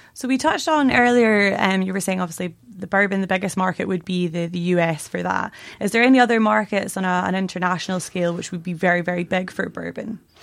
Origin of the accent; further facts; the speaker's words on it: Stirling, Scotland, United Kingdom; moved away as an adult; also born or lived in Munich, Germany; now in Ireland; I'm not Irish, I'm Scottish. Eh, controversial, I know. Um, I'm from a farm near Stirling